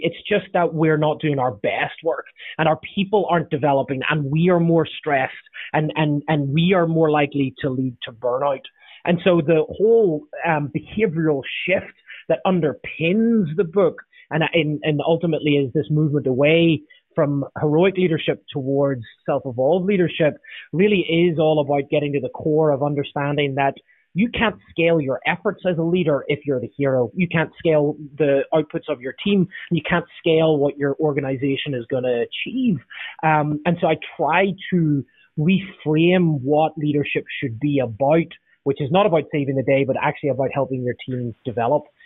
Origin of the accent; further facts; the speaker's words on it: Northern Ireland, United Kingdom; now in Southern California, United States; I'm from Northern Ireland originally, now I live in southern sunny Southern California